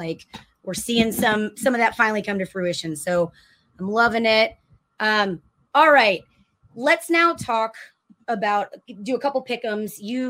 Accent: Austin, Texas, United States; Living in Austin, you get the freedom to choose. I was born and raised in Austin, but my family's from Detroit, from Michigan, and from the Detroit area.

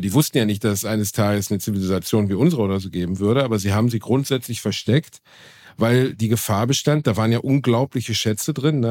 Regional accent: Germany; ich bin Deutscher

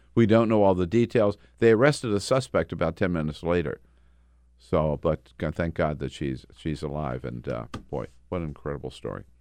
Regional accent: Delaware, United States; now in Washington, D.C., United States; growing up in Delaware

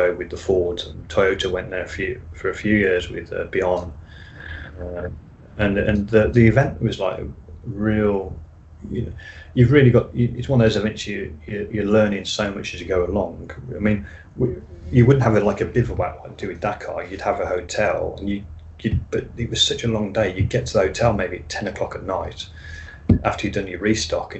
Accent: United Kingdom; being British

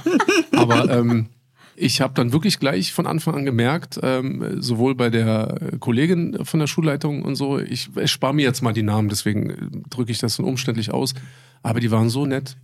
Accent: Berlin, Germany; also born or lived in Bad Soden; bin ich das letzte Jahr, also die sechste Klasse, bin ich ja wieder zurück. Das war nach, nach Mauerfall, 89, 90. War ich dann hier in Marienfelde auf der Grundschule

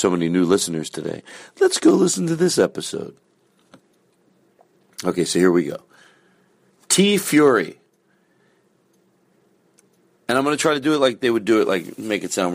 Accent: Philadelphia, Pennsylvania, United States; accent: Philadelphia; my Philadelphia accent

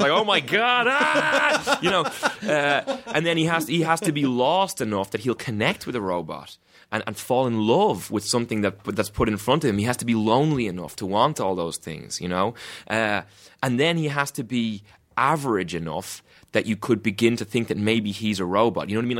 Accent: Ireland; just because I'm from Ireland doesn't mean I've been in the fucking UK either.

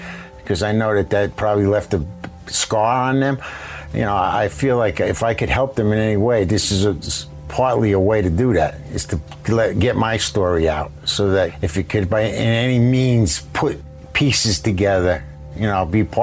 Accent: New Jersey, United States; I'm from New Jersey. I know the area.

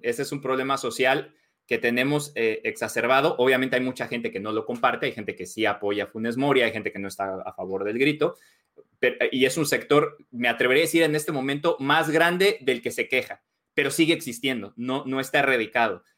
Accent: Mexico; now in United States; yo crecí, yo, crecí en México, soy de México, pero vivo acá.

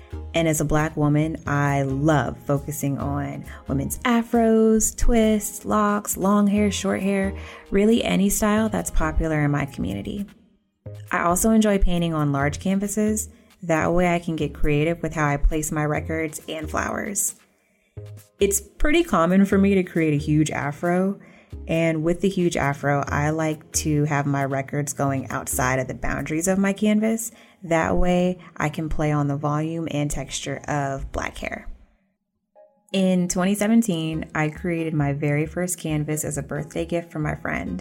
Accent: College Park, Georgia, United States; also born or lived in Atlanta, Georgia; I grew up in College Park, Georgia, right outside of the airport

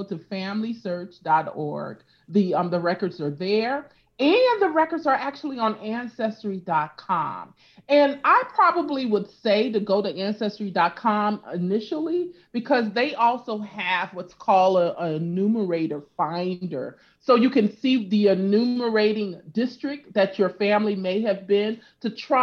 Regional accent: California, United States; also born or lived in Louisiana; My family is originally from Louisiana. Mm-hmm. And I grew up in California.

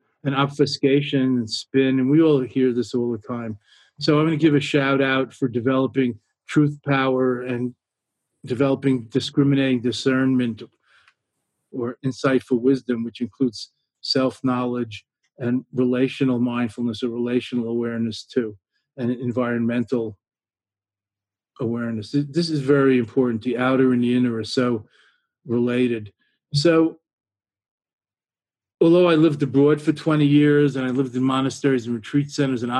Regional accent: New York, United States; now in Boston, United States; being a New Yorker originally

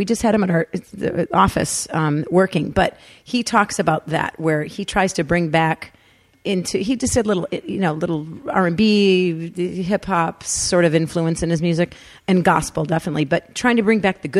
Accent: Detroit, Michigan, United States; I told her that I came from Detroit City

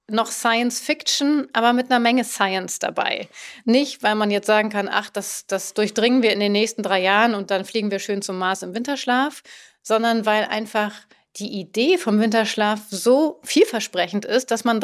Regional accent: Langenlois, Lower Austria, Austria; ich bin zehn Jahre alt und ich komme aus Langenlois, das in Österreich.

